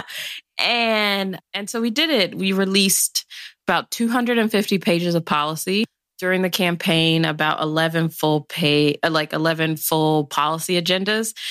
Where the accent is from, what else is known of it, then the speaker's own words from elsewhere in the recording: Chicago, Illinois, United States; I'm originally from the South Side of Chicago